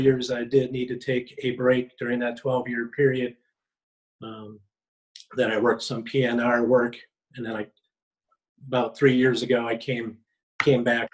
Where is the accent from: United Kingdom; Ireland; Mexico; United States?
United States; Marshfield, Wisconsin; moved away as an adult; also born or lived in Colorado; now in Valparaiso, United States; I'm from Marshfield, Wisconsin.